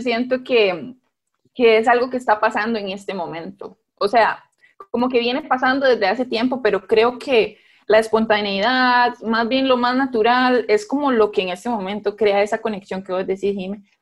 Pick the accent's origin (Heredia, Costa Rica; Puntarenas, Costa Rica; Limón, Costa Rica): Limón, Costa Rica; Guápiles; now in San José, Costa Rica; somos de Guapiles